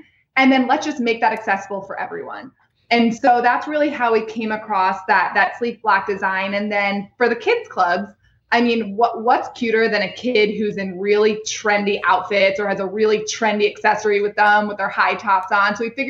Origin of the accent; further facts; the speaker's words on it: New York, United States; now in Los Angeles, United States; we are New Yorkers who are now in LA.